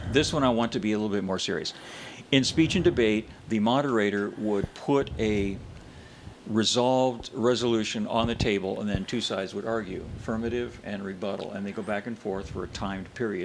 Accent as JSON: {"language": "English", "region": "Arizona", "country": "United States", "tie": "born or raised there", "also_born_or_lived": "Indiana", "said": "I was born in Indiana, and I ended up in Arizona as a kid"}